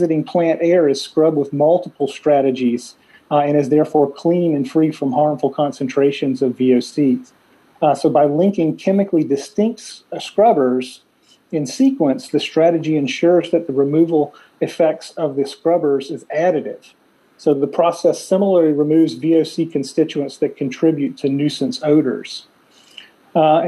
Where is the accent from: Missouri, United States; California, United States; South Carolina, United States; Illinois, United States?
South Carolina, United States; in Ward, South Carolina, in my home state